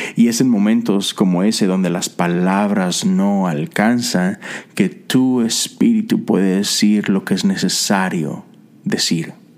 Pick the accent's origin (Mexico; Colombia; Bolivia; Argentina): Mexico; soy mexicano